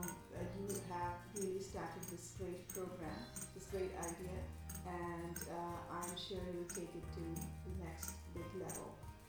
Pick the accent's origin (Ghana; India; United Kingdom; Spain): India; Kolkata, West Bengal; moved away as an adult; also born or lived in Delhi, India; now in Toronto, Canada; my educational background is from India and Canada. I grew up, born in Kolkata.